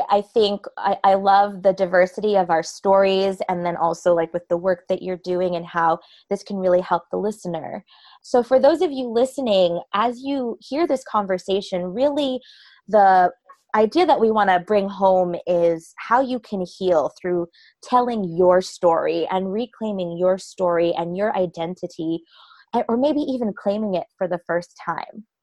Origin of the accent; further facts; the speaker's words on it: East Coast, United States; And I um I love it because we're both from the East Coast